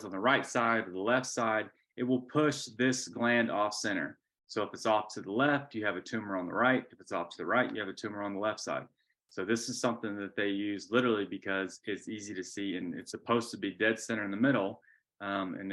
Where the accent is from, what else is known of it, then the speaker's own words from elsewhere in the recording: Georgia, United States; I'm a boy from Georgia